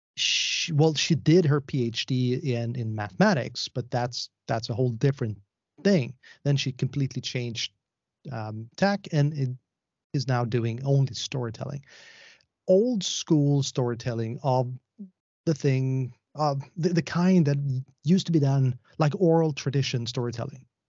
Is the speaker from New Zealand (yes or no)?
no; Sweden; I am from Sweden.